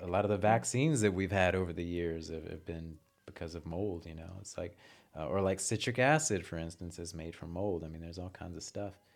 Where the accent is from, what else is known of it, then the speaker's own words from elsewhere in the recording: Houston, Texas, United States; Originally from Houston